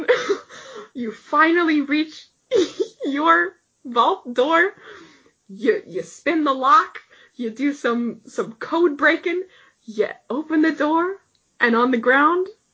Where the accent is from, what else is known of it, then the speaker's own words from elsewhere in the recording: Canada; we're Canadian